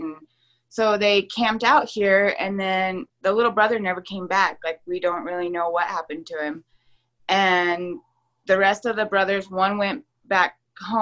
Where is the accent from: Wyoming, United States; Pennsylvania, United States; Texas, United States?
Wyoming, United States; Laramie; I was born in Laramie, Wyoming, and raised here